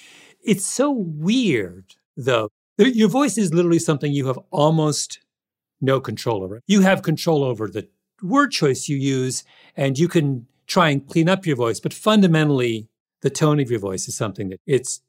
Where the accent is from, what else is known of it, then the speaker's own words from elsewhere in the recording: Canada; I'm Canadian.